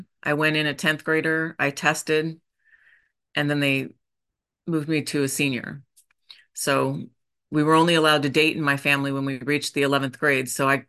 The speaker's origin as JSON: {"language": "English", "town": "Boise", "region": "Idaho", "country": "United States", "tie": "born or raised there", "also_born_or_lived": "Oregon", "said": "I was born in Oregon and grew up in Boise, Idaho. Moved a lot, went to 9 different elementary schools"}